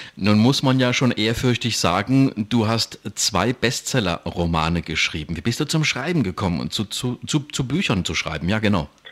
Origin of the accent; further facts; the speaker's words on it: Ludwigshafen, Rhineland-Palatinate, Germany; accent: Palatine; Ich bin pelzisch, ich komme aus Ludwigshafen am Rhein.